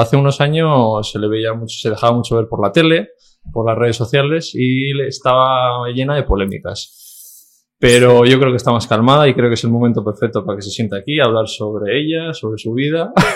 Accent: Basque Country, Spain; somos vascos

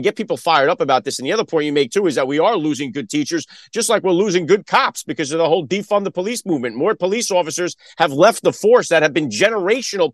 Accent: New York City, New York, United States; I'm born in the Bronx myself.

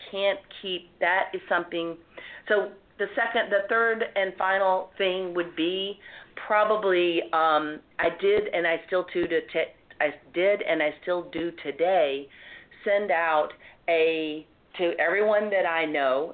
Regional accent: the South, United States; accent: southern; moved away as an adult; now in New York, United States; I didn't try to hide my southern accent

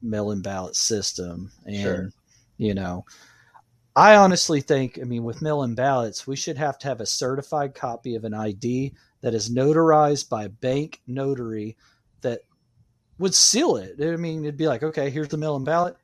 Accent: United States; I'm an American.

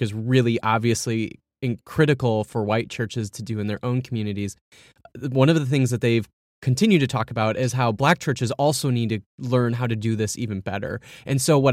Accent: Minneapolis, Minnesota, United States; Minneapolis, in my hometown

